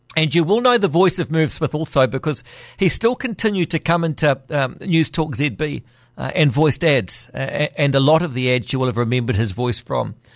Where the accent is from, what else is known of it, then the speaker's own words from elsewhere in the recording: Auckland, New Zealand; growing up in Auckland